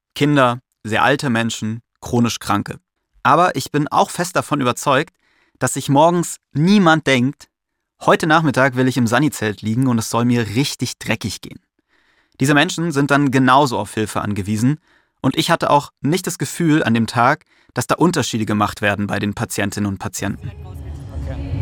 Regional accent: Mainz, Rhineland-Palatinate, Germany; Ich komme aus Mainz und ich bin damit groß geworden

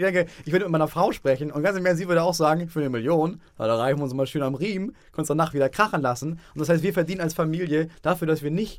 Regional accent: Itzehoe, Schleswig-Holstein, Germany; moved away; also born or lived in Hamburg; ich komme aus Itzehoe.

